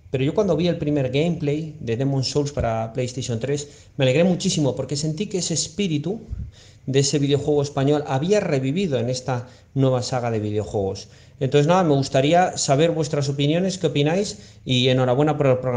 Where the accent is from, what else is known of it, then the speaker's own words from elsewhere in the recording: León, Castile and León, Spain; yo soy de León